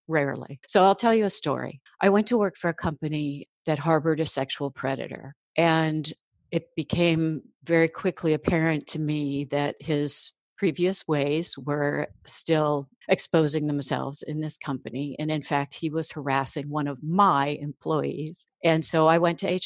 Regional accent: Midwest, United States; I'm from the Midwest

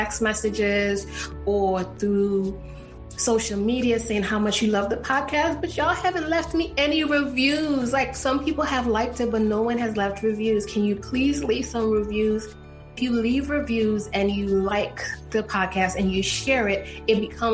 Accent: New York, United States; moved away as an adult; also born or lived in Texas / Ohio; I grew up in New York

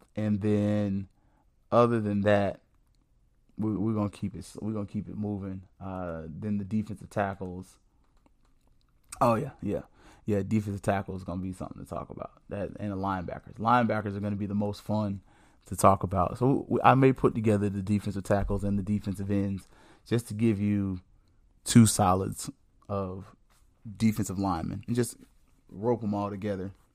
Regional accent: the South, United States; I'm a black man, I'm from the South

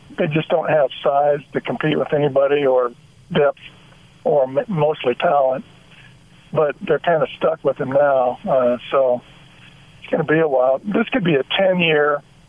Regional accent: Utah, United States; I grew up in Utah

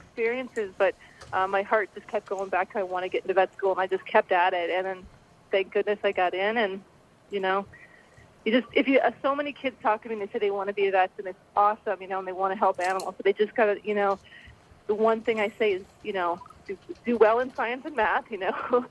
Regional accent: Indiana, United States; I grew up in Indiana, so, you know, there'd be raccoons and skunks and who knows what.

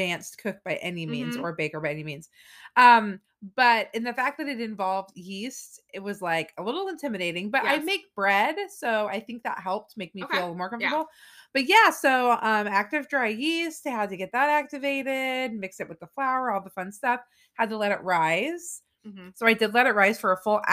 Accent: California, United States; now in Florida, United States; I'm from California

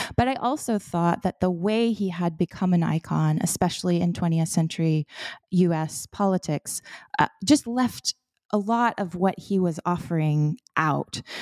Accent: Florida, United States; I was born and raised in Florida in a, um, coastal community

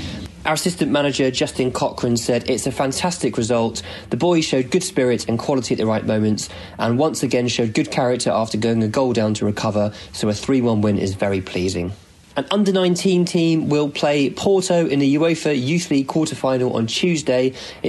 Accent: England, United Kingdom; accent: northern; Apologies to anyone offended by my terrible northern accent.

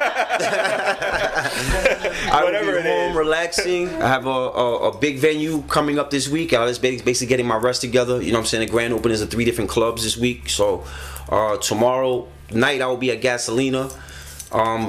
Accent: New York City, New York, United States; I'm from the Bronx

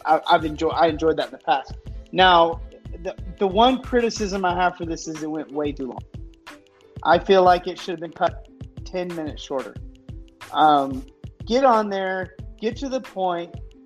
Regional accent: Texas, United States; And most people would think, because I was from Texas, that I was one of the Texas group's guys.

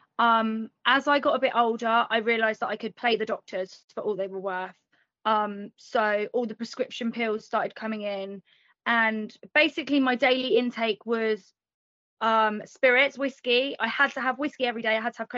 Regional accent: England, United Kingdom; Born and raised in England

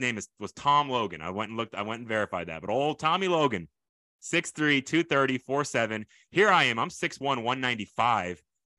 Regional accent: Tokyo, Japan; born there; but I was not born in this country, but it's not Poland like you might think. I was born in Tokyo, Japan.

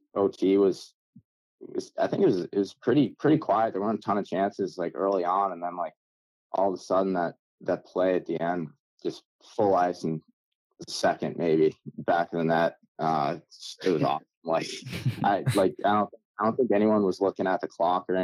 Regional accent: Massachusetts, United States; since I was a kid growing up in Massachusetts.

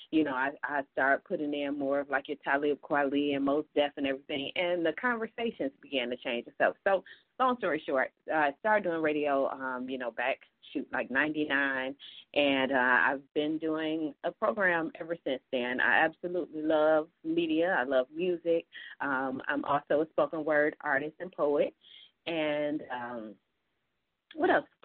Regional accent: Detroit, Michigan, United States; moved away as an adult; also born or lived in Kalamazoo, Michigan; now in Atlanta, United States; I'm a born and raised in Detroit, so I am a Detroit gal.

